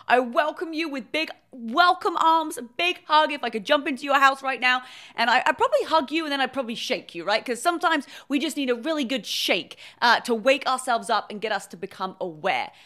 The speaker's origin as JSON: {"language": "English", "region": "England", "country": "United Kingdom", "moved": "as an adult", "lives_now": "California, United States", "said": "I'm originally from England. I moved to California"}